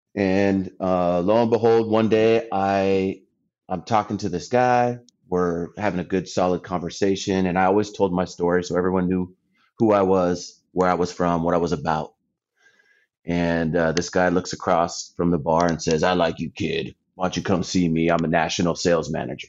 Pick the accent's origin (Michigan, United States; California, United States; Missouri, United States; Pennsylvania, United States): California, United States; Anza; moved away as an adult; also born or lived in San Diego / Iowa; I'm originally from San Diego. Um, grew up in a small town east of Temecula called Anza